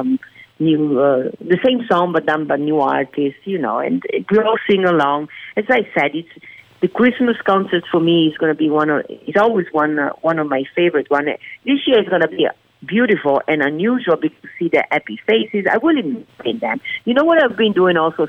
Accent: Venice, Veneto, Italy; now in United States; born and raised in Italy

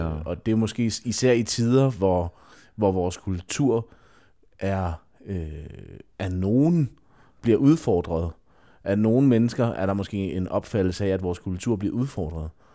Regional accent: Denmark; som danskere

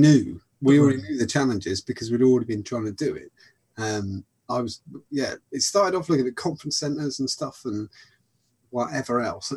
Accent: Buckinghamshire, South East England, United Kingdom; I'm from Buckinghamshire.

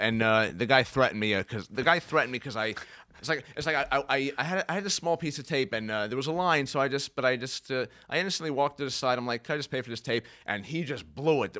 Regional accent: Brooklyn, New York, United States; I grew up mostly in Brooklyn

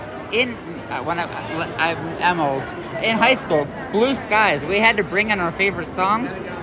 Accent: New York, United States; I'm from New York.

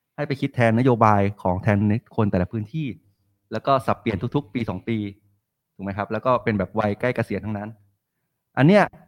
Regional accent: Bangkok, Thailand; เราเป็นคนกรุงเทพ

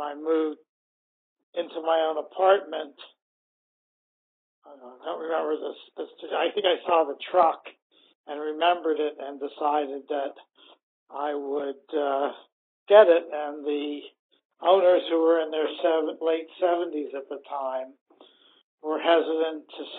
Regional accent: Pittsburgh, Pennsylvania, United States; also born or lived in Bellport, Long Island, New York; I was born on Long Island in Belport in 1949, and I moved to Pittsburgh in 1955.

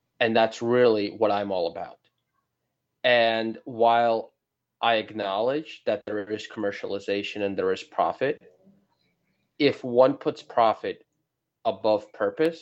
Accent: New York, United States; I'm from New York

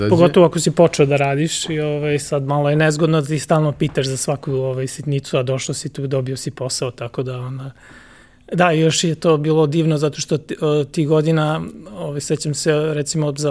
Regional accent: Zrenjanin, Vojvodina, Serbia; rođen sam u Zrenjaninu

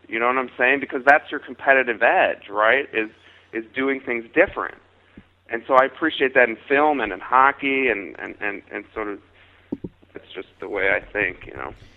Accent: Chicago, Illinois, United States; I was a serious hockey player growing up in Chicago

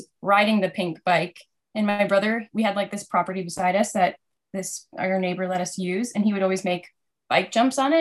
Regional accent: Burlington, Ontario, Canada; I grew up in Burlington, Ontario

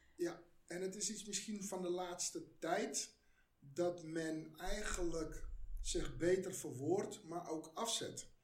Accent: Netherlands; Ik ben van migranten komaf. Ik ben hier geboren.

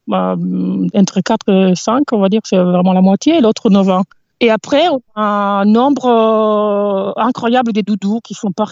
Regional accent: near Milan, Lombardy, Italy; French is a second language; moved away as an adult; also born or lived in southern Italy / United States / Netherlands / Montpellier, France; now in France; J'ai grandi en Italie

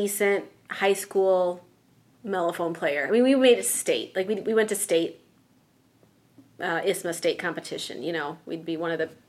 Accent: Crown Point, Indiana, United States; grew up in the region, right? So region rat, yeah, as they call it

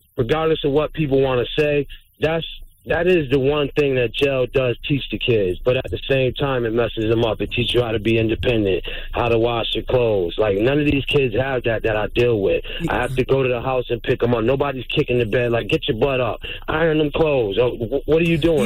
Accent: Syracuse, New York, United States; I'm from Syracuse, New York

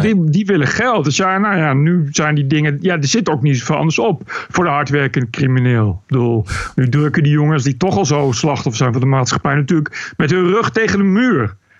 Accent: Bennekom, Gelderland, Netherlands; also born or lived in Amsterdam; now in Canary Islands, Spain; ik kom uit Bennekom van de Veluwe

